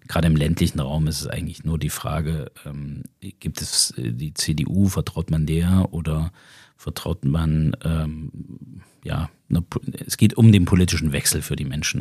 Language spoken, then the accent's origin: German; Zimmritz, Thuringia, Germany; also born or lived in Belgium / United States; das ist mein Heimatort. da stamme ich her